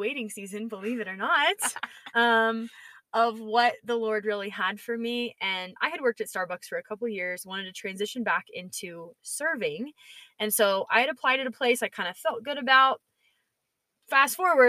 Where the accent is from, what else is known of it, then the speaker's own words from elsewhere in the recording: Georgia, United States; from Georgia, so I'm a real peach